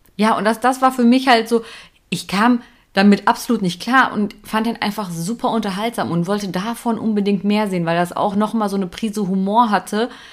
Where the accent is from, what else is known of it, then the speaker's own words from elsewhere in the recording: Germany; wir Deutschen